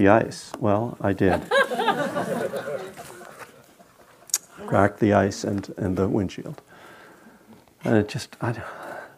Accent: Bethlehem, Pennsylvania, United States; Lehigh University, which is in my hometown, Bethlehem, Pennsylvania

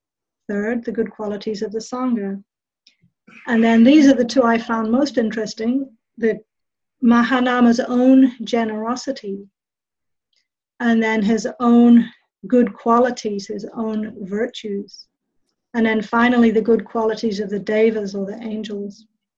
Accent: England, United Kingdom; also born or lived in New Zealand; I grew up in England and in New Zealand.

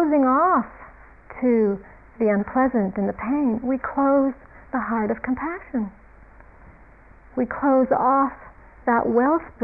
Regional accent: United States; being an American in America

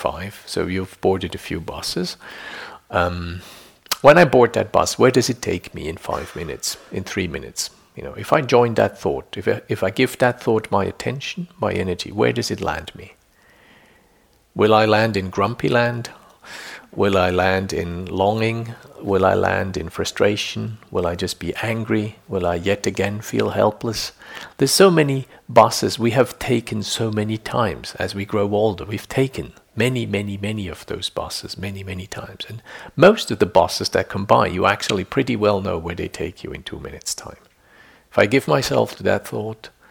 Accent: Switzerland; I grew up in Switzerland, so there's lots of little lakes

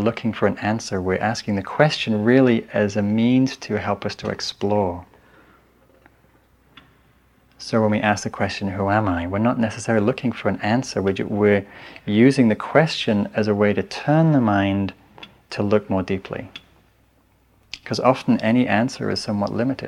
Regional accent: England, United Kingdom; now in San Anselmo, United States; I'm English

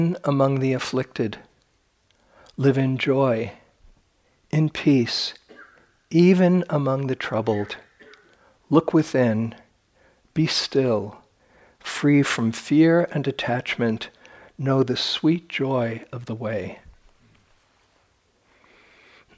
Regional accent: New York, United States; I'm from New York

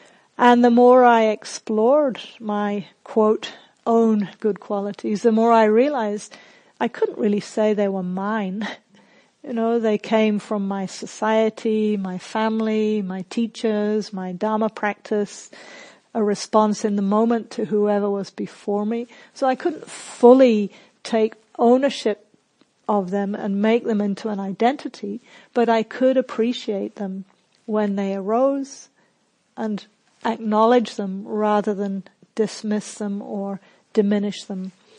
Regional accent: England, United Kingdom; also born or lived in New Zealand; now in Australia; So, for example, I grew up in England and New Zealand, and in both of those countries, you do not blow your own trumpet.

